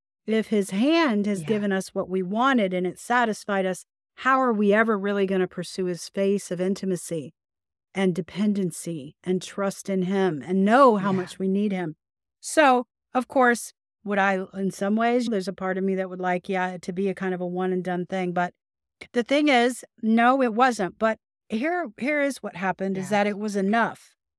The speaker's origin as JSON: {"language": "English", "region": "the South", "country": "United States", "said": "I'll call you guys often because I'm from the South. I'm not calling you guys on any reason other than I'm from the South."}